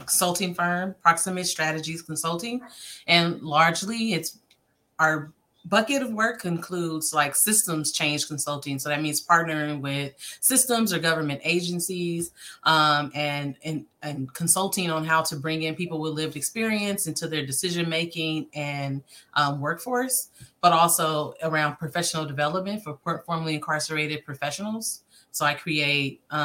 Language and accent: English; Oakland, California, United States; I was born and raised in Oakland, middle school, high school, throughout over in the East Bay